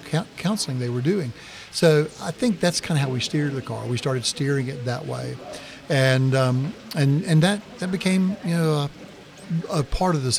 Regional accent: the South, United States; as we say in the South

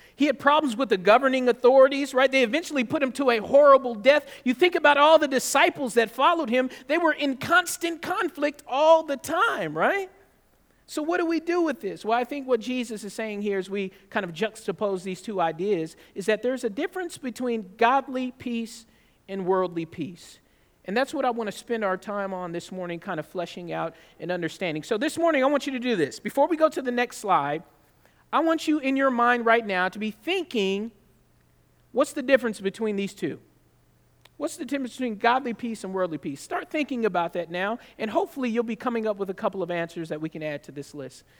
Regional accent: California, United States; moved away; also born or lived in Georgia; I'm, I was raised in California

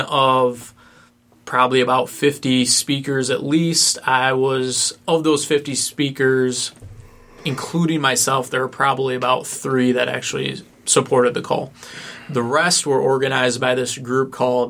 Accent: Central Lake, Michigan, United States; now in Ann Arbor, United States; Central Lake, Michigan in the northern Lower Peninsula is my hometown.

